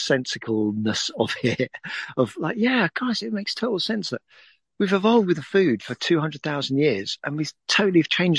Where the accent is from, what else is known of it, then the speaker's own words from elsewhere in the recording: Suffolk, East of England, United Kingdom; I'm from Suffolk, over in England.